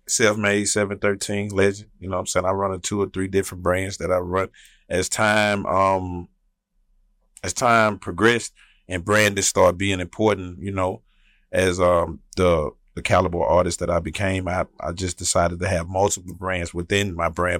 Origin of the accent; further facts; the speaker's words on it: Houston, Texas, United States; I'm from South Park. That's where I'm from, South Side